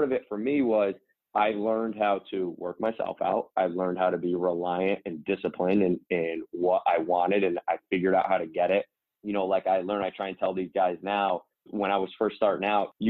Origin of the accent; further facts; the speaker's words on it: Albany, New York, United States; moved away as an adult; also born or lived in Hungary / Italy / Spain / Iceland; I played for the Nike AAU team in our area, the Albany City Rocks.